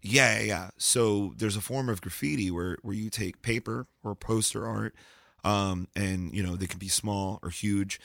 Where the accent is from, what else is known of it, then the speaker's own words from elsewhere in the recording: Lancaster, Pennsylvania, United States; also born or lived in Brooklyn, New York; when I moved from Brooklyn to Lancaster